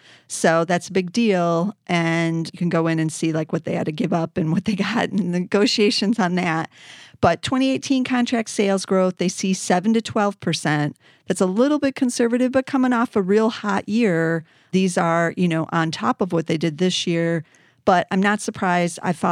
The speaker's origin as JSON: {"language": "English", "town": "Chicago", "region": "Illinois", "country": "United States", "tie": "born or raised there", "said": "It's in my hometown here in Chicago, and I didn't even know about it."}